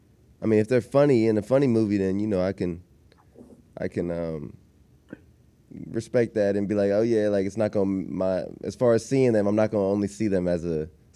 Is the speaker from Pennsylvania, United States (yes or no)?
no; Austin, Texas, United States; I'm from Austin, Texas, so, you know, I like Interstellar and all.